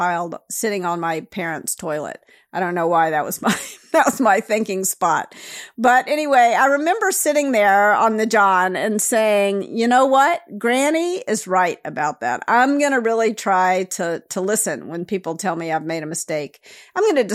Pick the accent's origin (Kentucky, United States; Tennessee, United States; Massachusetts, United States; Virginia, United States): Tennessee, United States; Memphis; So I grew up in Memphis, Tennessee.